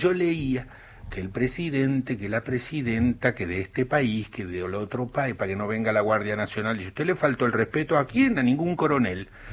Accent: San Jorge, Santa Fe, Argentina; yo cuando era chico en San Jorge

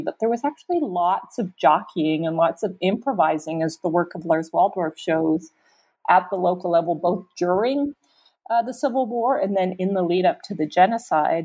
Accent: Canada; moved away as an adult; also born or lived in Rwanda; now in United States; I'm a Canadian. Never in my wildest dreams did I imagine I'd be living in America

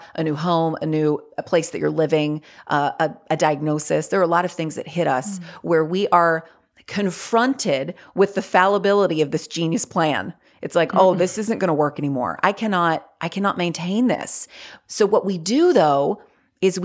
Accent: North Carolina, United States; I grew up in the South. Like, I live in North Carolina. I've lived here my whole life

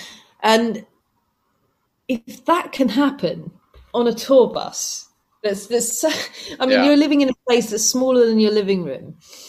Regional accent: England, United Kingdom; I mean, I'm from England. Guys are from America.

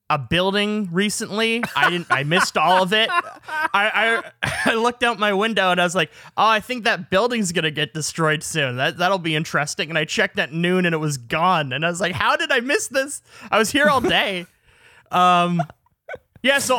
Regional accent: Canada; I'm only Canadian

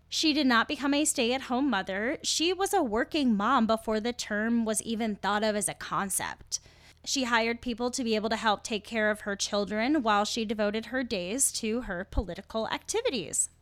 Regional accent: United States; I'm an American

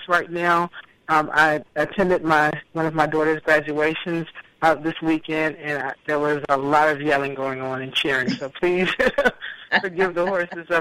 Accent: Washington, District of Columbia, United States; I was born in Washington, D.C., actually in the Southeast. My family lives in the Southeast. I grew up with three siblings

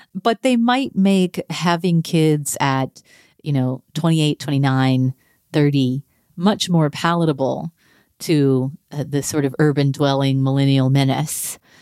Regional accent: North Texas, United States; moved away; I grew up in North Texas

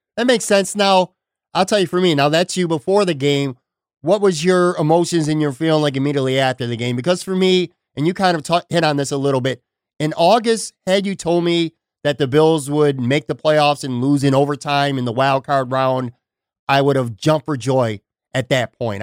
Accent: Buffalo, New York, United States; now in Florida, United States; I grew up in the West Side, Black Rock area, so I'm very familiar with Casey's Tavern

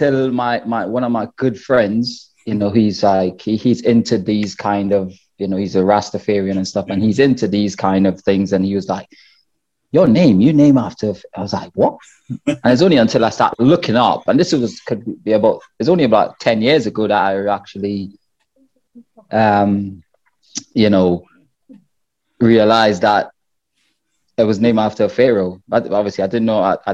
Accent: Trinidad & Tobago; moved away as an adult; also born or lived in Wrexham; the little village that I grew up in Trinidad

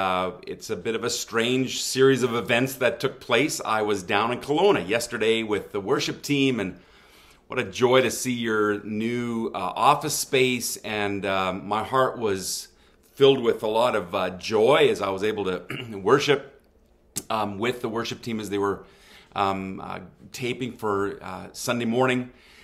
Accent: southwest Germany, Germany; I grew up in Germany. My mom and dad were missionaries there. I am known as what some might refer to as a missionary kid.

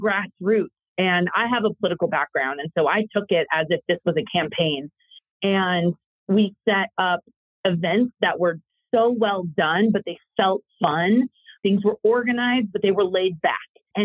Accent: Las Vegas, Nevada, United States; moved away as an adult; also born or lived in Washington, D.C.; This is my hometown. I grew up here. I love Las Vegas

